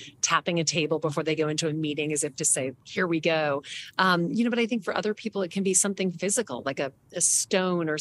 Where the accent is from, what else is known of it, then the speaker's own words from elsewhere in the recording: the South, United States; now in New York, United States; I grew up in the South